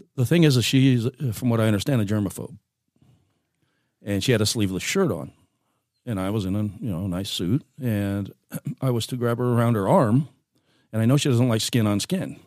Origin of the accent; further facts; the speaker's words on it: Seal Beach, California, United States; moved away as an adult; also born or lived in Oregon; now in Grants Pass, United States; raised in Southern California